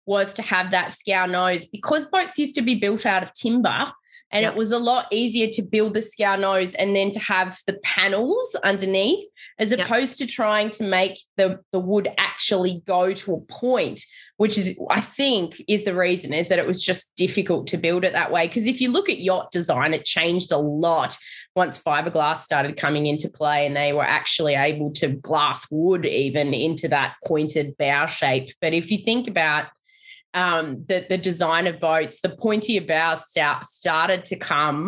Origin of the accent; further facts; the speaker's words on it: Milton, New South Wales, Australia; also born or lived in Sydney; So Milton is home for me